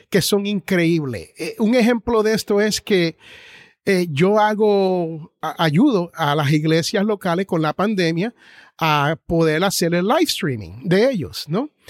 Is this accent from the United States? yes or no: yes; Jersey City, New Jersey, United States; Bueno, yo soy nacido en Jersey City, New Jersey.